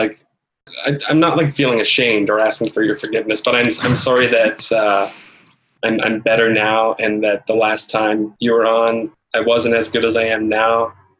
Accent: Canada; don't necessarily identify as a Canadian, but if I had to answer that question point blank, I would say, I guess so. I've only ever lived here. I was born here.

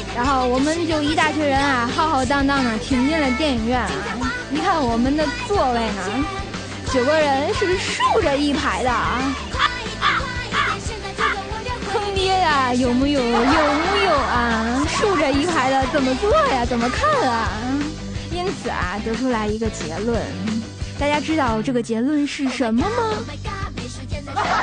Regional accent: Tianjin, China; 有我们天津人作证呢，

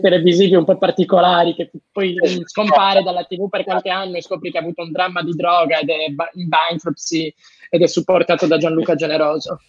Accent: Cagliari, Sardinia, Italy; sono di Cagliari, io non sono di Decimo

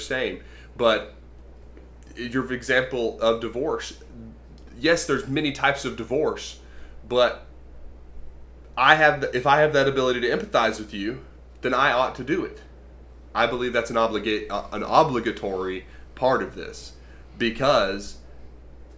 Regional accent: United States; I was born in America

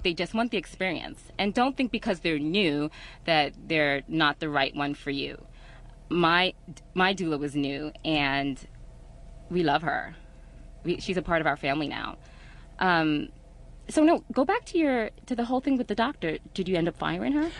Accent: New York, United States; moved away; I wasn't from here. I was from New York.

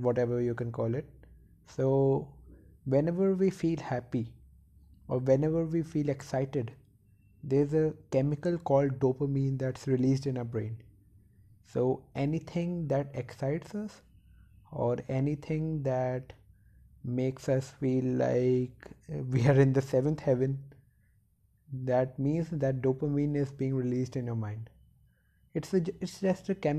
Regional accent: India; In India, if you and from a middle class family, you have to be highly competitive in order to survive

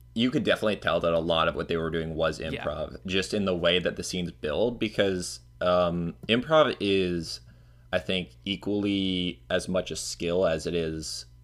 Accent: Florida, United States; I think that's probably because I'm from Florida, and that's, like, a very common drink here.

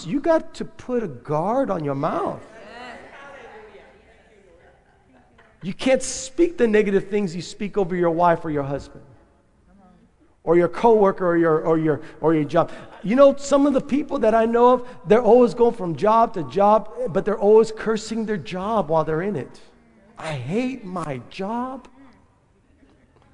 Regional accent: San Benito, Texas, United States; we're growing up in North Reagan Street in San Benito

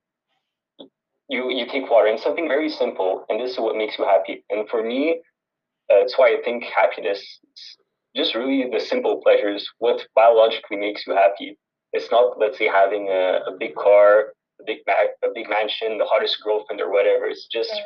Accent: Montreal, Quebec, Canada; I was born and raised in Montreal.

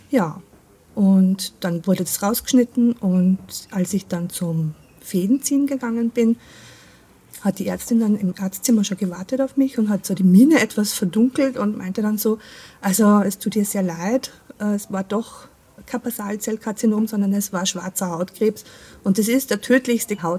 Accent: Austria; Also, wie man es vielleicht an meinem Dialekt hört, ich komme aus Österreich.

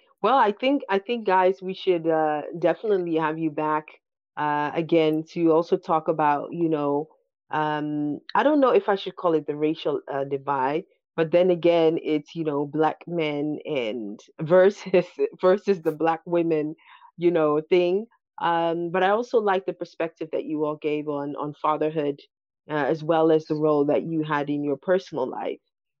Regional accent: Berlin, Germany; English is a second language; I grew up here in Berlin. I think that, you know, Berlin is also like quite, I think it's even worse than here.

